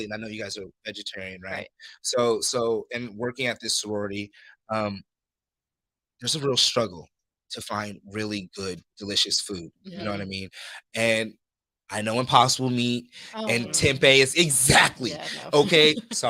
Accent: Los Angeles, California, United States; also born or lived in Compton, California / Santa Monica, California; I'm from Compton originally. And my mom moved me to Santa Monica

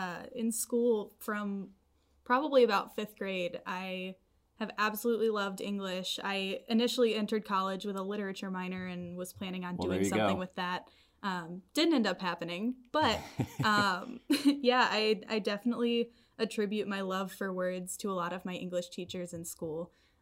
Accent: Nashville, Tennessee, United States; Yeah, I was born and raised in Nashville, Tennessee, which from my lack of accent, I don't think anybody would ever guess that.

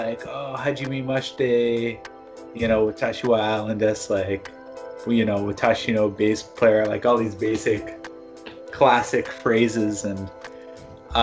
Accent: Toronto, Ontario, Canada; moved away as an adult; now in Japan; I'm from Toronto, Canada.

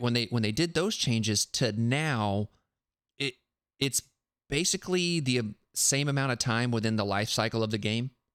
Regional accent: South Carolina, United States; now in Tennessee, United States; I live in Tennessee now, but I grew up and learned in South Carolina

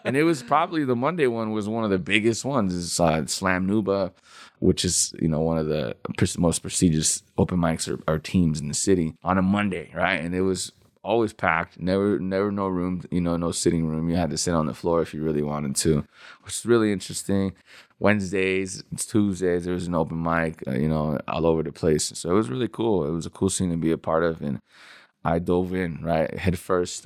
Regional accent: Denver, Colorado, United States; also born or lived in El Paso, Texas / Juarez, Mexico; I grew up most of the time I grew up in Denver, um, but I I was born in El Paso, Texas, um, and I lived in Juarez, Mexico until I was about I would say maybe nine or ten years old

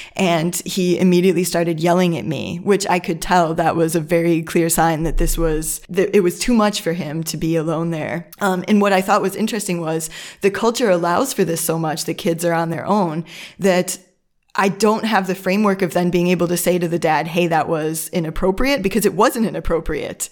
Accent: Midwest, United States; moved away as an adult; now in Germany; I'm from the United States, from a Midwest, uh, from a Midwest, Midwest suburb

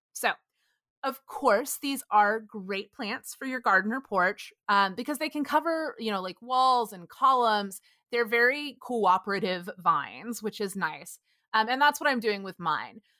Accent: Texas, United States; where I grew up in Texas

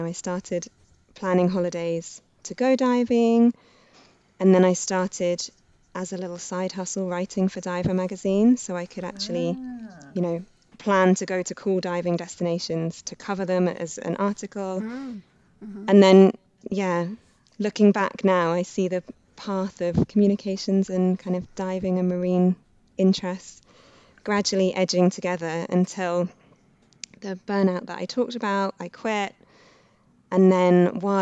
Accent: Reading, South East England, United Kingdom; I grew up in Reading

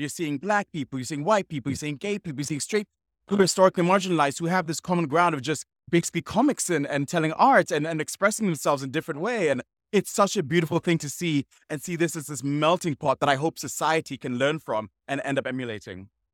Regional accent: Sierra Leone; originally I'm from Sierra Leone.

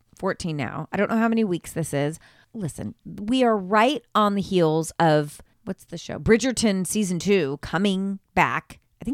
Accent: Ireland; First of all, I am Irish. I am Irish. So when this popped up, I thought, well, what better medium for me to start with?

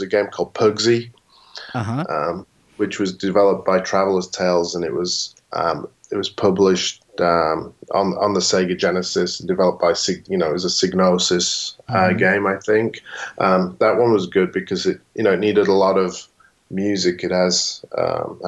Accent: England, United Kingdom; moved away; where I lived in England at the time

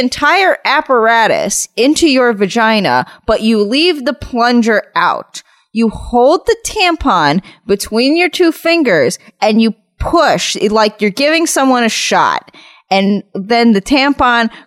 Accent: New York, United States; me telling him I was from New York

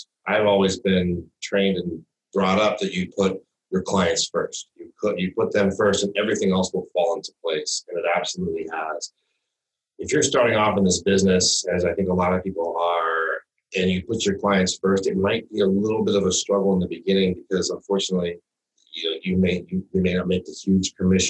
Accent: Midwest, United States; also born or lived in East Coast; I grew up in the Midwest and the East Coast learning to ski

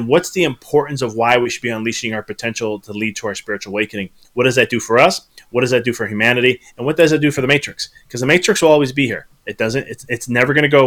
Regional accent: Chicago, Illinois, United States; moved away; I was originally from Chicago

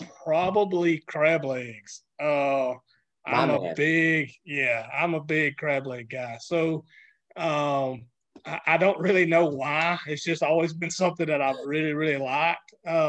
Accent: the South, United States; now in Alabama, United States; growing up in the South

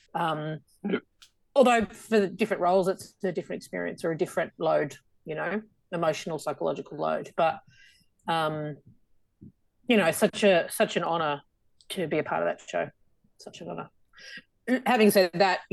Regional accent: Australia; accent: Aussie; my Aussie accent

